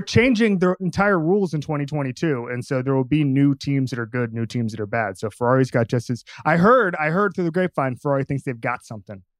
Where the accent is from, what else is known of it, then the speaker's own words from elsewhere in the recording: Orlando, Florida, United States; I grew up at the R D V Iceplex in Orlando